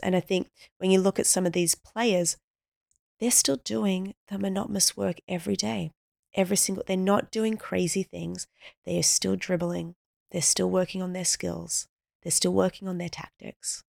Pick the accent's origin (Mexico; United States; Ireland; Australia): Australia; born and raised in Australia, so we're natural swimmers.